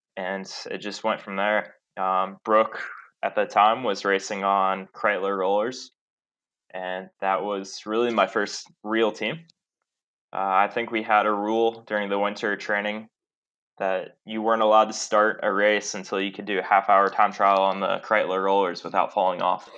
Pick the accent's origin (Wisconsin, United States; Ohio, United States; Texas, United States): Ohio, United States; Columbus; moved away; I grew up in Columbus, Ohio, and uh, I've kind of made my way around the country since then